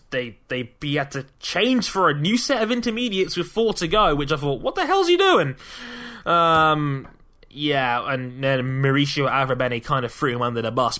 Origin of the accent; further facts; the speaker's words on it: London, United Kingdom; my hometown of London